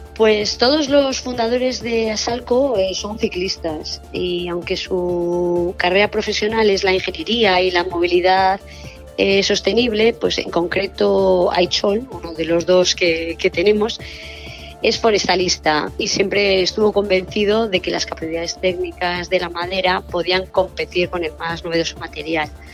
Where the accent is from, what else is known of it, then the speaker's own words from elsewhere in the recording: Basque Country, Spain; todos somos del País Vasco